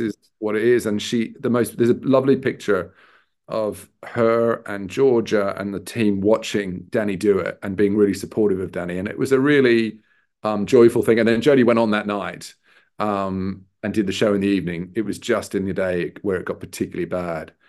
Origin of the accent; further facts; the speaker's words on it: Sydney, New South Wales, Australia; moved away; also born or lived in Newcastle, New South Wales; I'm Australian. Um, I was born in a, a, a mining town north of Sydney, um, also called Newcastle. uh, and, um, brought up in Sydney.